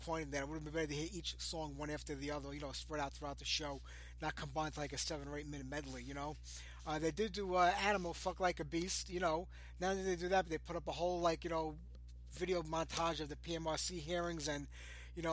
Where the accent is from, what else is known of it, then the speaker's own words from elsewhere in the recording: New York City, New York, United States; I was born and raised in Brooklyn.